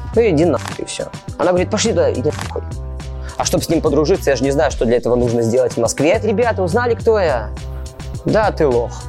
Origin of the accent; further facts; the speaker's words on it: Mogilev, Mogilev Region, Belarus; moved away as an adult; now in Moscow, Russia; я вообще не местный, я не с Москвы, я даже не из какого-то там другого российского города, я с Беларуси. Я с города Могилева.